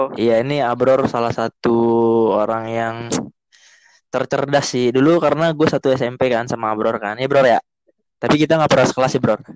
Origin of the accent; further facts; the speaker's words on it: Jakarta, Indonesia; kita berdua dari Jakarta